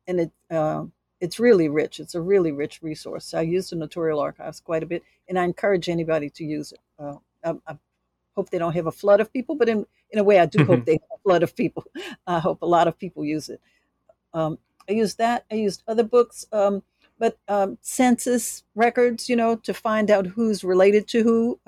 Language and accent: English; New Orleans, Louisiana, United States; I mean, and I'm from New Orleans